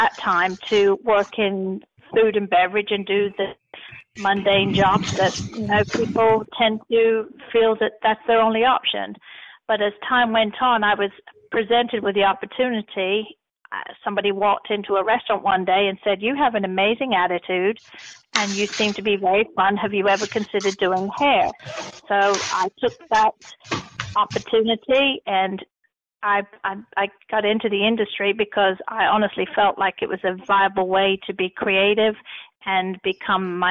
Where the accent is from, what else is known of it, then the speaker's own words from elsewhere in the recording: Nottingham, East Midlands, United Kingdom; moved away as an adult; now in United States; I was born in Nottingham, England, and in 1983, I dropped my plans to become a history teacher and left my college behind